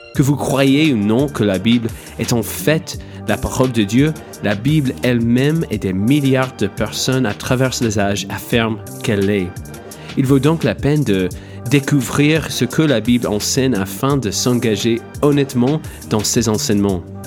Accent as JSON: {"language": "French", "country": "United States", "tie": "born or raised there", "second_language": "French", "moved": "as an adult", "lives_now": "France", "said": "je suis franco-américain, mais j'ai été élevé aux États-Unis, évidemment, par mon accent"}